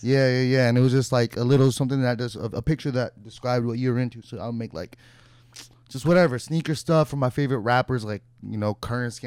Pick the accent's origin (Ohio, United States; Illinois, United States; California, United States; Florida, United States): California, United States; Santa Clarita; I was working at like a boutique in my, my city where I grew up